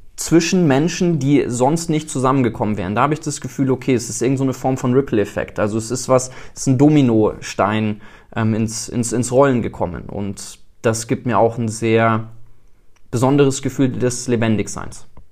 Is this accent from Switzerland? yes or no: no; South Africa; moved away; bin in Südafrika groß geworden